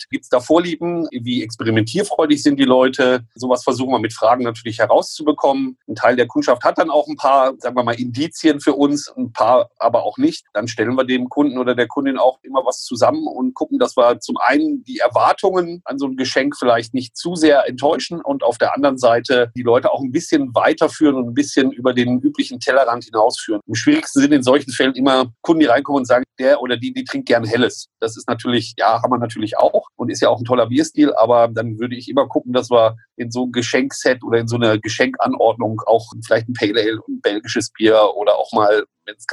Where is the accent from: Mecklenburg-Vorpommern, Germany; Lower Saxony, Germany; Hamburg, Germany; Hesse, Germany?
Lower Saxony, Germany; born there; gebürtig aus Niedersachsen, aus Südniedersachsen, also der Gegend von Gose und Bockbier quasi, in dem Bierbereich geboren